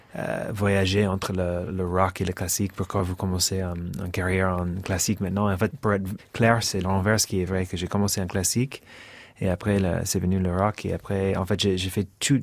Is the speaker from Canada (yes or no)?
no; Cincinnati, Ohio, United States; French is a second language; moved away as an adult; also born or lived in New Haven, United States / Paris, France / New York, United States; je suis né à Cincinnati et euh, je suis parti à 18 ans pour, pour, faire mes études à Yale.